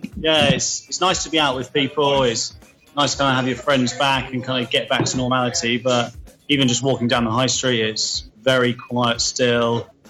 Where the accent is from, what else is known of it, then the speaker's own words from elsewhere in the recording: Newbury, South East England, United Kingdom; also born or lived in London; I was raised in Newbury, born in London. So a mixture, a bit of a hybrid.